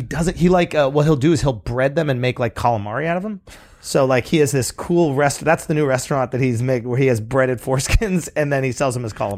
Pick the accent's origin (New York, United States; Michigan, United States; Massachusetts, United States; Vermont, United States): New York, United States; I grew up in New York